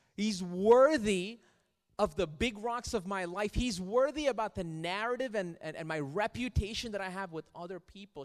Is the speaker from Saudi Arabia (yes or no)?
yes; Riyadh, Riyadh Province, Saudi Arabia; moved away; I grew up in Riyadh in Saudi Arabia